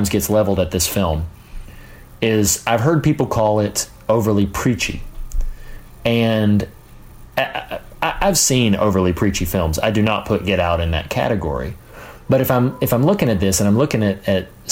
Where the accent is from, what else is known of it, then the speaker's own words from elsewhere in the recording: the South, United States; I grew up in the South.